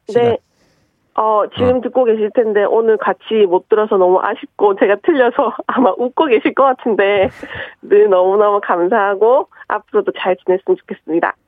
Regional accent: Busan, South Korea; moved away as an adult; now in Seoul, South Korea; 30년 넘게 부산에서만

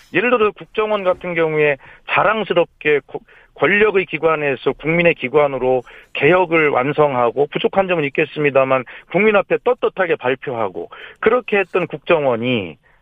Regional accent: Gongju, South Chungcheong, South Korea; 제 고향 충남 공주에 와서

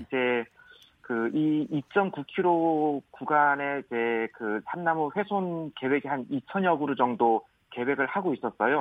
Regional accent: Seongsan-eup, Jeju, South Korea; 제 제 고향이 지금 고, 성산읍이고 부모님도 다 그쪽에 계셔가지고

